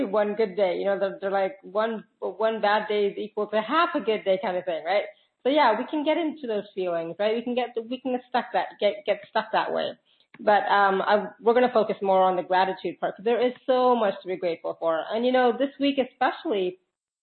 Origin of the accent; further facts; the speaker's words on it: Canada; I'm Canadian